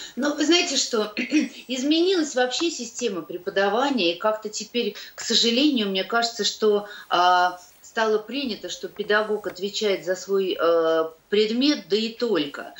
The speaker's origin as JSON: {"language": "Russian", "town": "Dubna", "region": "Moscow Oblast", "country": "Russia", "tie": "born or raised there", "also_born_or_lived": "Kyiv", "moved": "yes", "lives_now": "Moscow, Russia", "said": "Мама живет в Дубне, э, там, где я выросла, это под Москвой"}